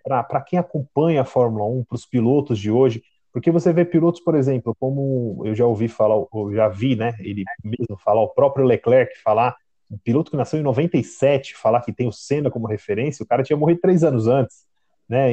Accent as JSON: {"language": "Portuguese", "country": "Brazil", "said": "a gente aqui como brasileiro"}